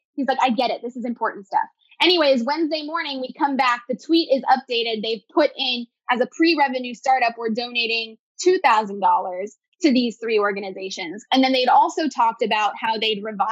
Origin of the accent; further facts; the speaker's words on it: New Jersey, United States; I'm from New Jersey